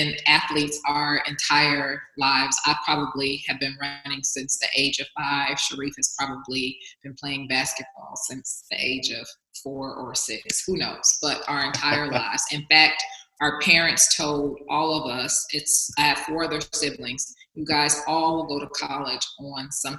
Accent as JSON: {"language": "English", "region": "the South", "country": "United States", "also_born_or_lived": "Bay Area, California", "moved": "as an adult", "lives_now": "Atlanta, United States", "said": "I'm coming from the South"}